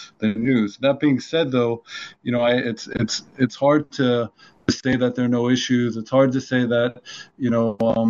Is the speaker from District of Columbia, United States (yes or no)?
yes; Washington, District of Columbia, United States; moved away as an adult; now in Israel; I grew up in Washington, D.C., and my dad's an academic at George Washington